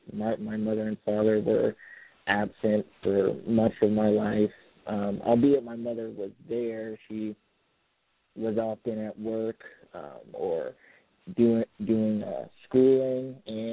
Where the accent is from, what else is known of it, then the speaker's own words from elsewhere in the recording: Miami, Florida, United States; now in South Bend, United States; I was raised in Miami, Florida, in a single-parent household